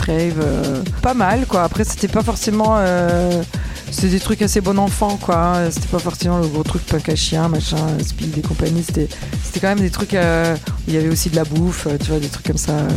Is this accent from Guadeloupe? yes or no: no; Italy; now in France; j'ai grandi en Italie